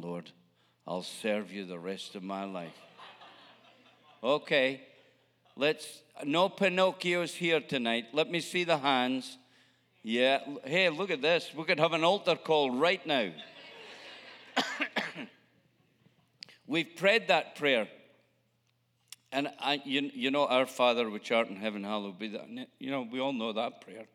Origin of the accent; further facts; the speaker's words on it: Scotland, United Kingdom; moved away; I'm a Scotsman